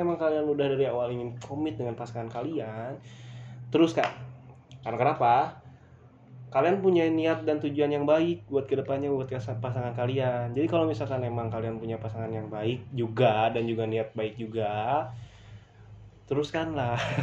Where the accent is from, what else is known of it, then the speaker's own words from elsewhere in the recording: West Java, Indonesia; gua orang Sunda